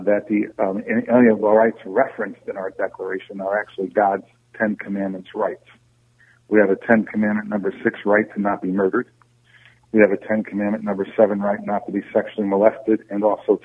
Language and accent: English; Saratoga Springs, New York, United States; moved away as an adult; now in Schenectady, United States; I live in Schenectady, New York. I was raised in Saratoga Springs, New York